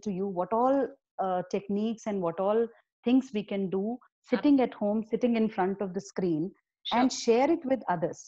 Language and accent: English; Himachal Pradesh, India; I'm from Himachal